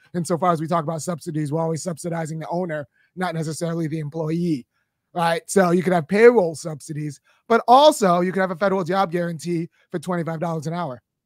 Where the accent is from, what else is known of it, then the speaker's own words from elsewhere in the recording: Los Angeles, California, United States; moved away as an adult; I grew up in Baldwin Hills, California